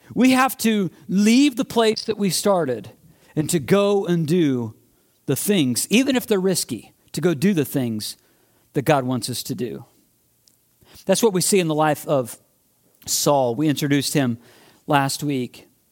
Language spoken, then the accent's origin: English; Midwest, United States; moved away; I grew up in the Midwest